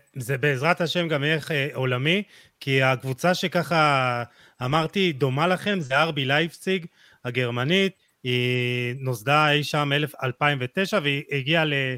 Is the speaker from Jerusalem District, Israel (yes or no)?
yes; Jerusalem, Jerusalem District, Israel; אני ירושלמי